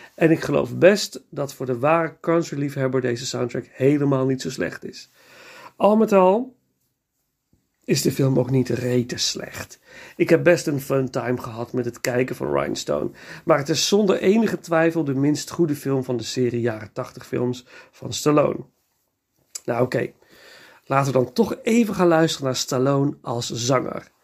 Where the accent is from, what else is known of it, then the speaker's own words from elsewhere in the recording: Nijmegen, Gelderland, Netherlands; ik ben geboren en getogen in Nijmegen.